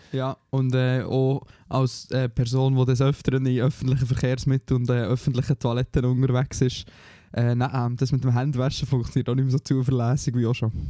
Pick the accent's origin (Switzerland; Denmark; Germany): Switzerland; moved away; wir als Schweizer